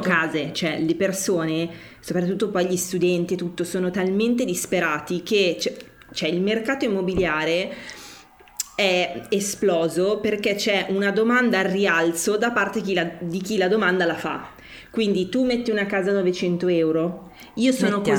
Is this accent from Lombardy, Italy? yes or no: yes; Milan, Lombardy, Italy; da milanese, cioè da persona che questa città ha, cioè, ha vissuto